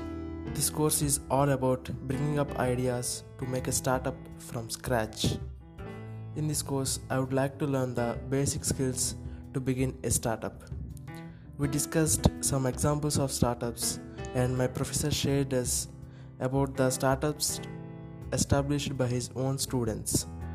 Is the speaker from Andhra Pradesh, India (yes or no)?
yes; Guntur, Andhra Pradesh, India; from Guntur.